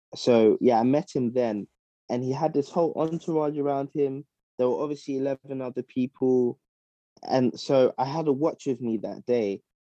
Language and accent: English; London, United Kingdom; moved away as an adult; also born or lived in Midlands; now in Ghana; I was born and raised in South London, but yeah, I, am of Ghanaian heritage